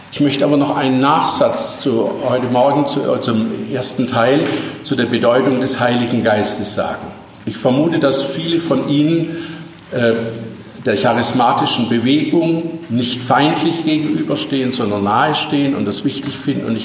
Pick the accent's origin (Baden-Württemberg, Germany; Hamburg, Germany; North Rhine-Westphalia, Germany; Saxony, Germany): Baden-Württemberg, Germany; Als Schwabe weiß ich, welchen Grund es gibt.